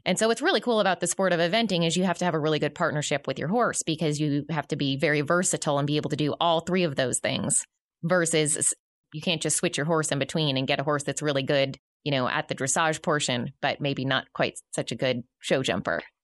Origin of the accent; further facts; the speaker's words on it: right outside of Boston, Massachusetts, United States; now in Northwest Arkansas, United States; I grew up right outside of Boston, Massachusetts